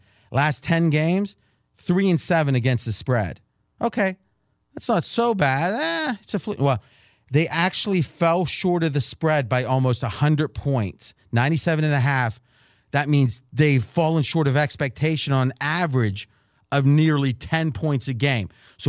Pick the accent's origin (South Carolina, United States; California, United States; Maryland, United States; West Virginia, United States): West Virginia, United States; river of; moved away; I grew up on the river of West Virginia.